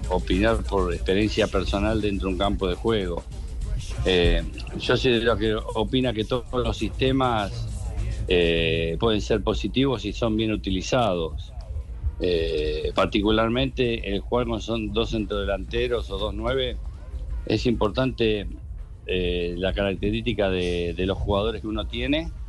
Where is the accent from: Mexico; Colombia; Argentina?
Colombia; born there; nací en Colombia en la época que mi papá, como decían anteriormente, jugó en Santa Fe.